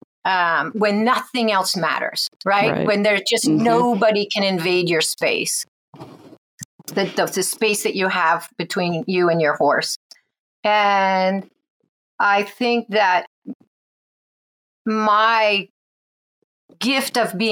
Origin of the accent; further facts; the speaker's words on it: New England, United States; I grew up in New England